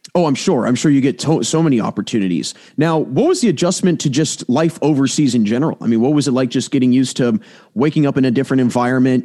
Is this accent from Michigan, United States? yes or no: no; Maryland, United States; now in Pennsylvania, United States; I'm from Maryland, but I live in Pennsylvania